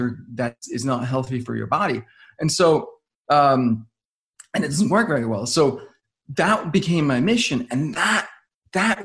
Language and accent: English; Denmark; I'm from Denmark.